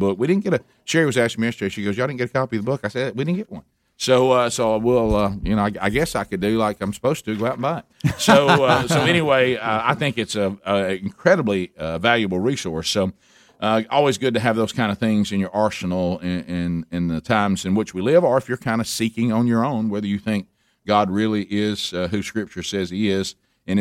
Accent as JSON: {"language": "English", "region": "Alabama", "country": "United States", "said": "my home state of Sweet Home Alabama"}